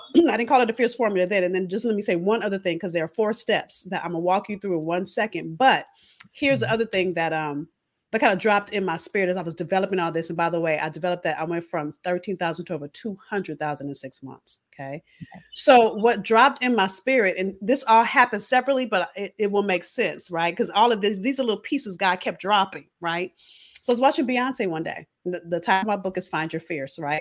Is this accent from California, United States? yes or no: yes; Los Angeles, California, United States; moved away as an adult; also born or lived in Boston; I'm from California, if you haven't figured that out. I'm from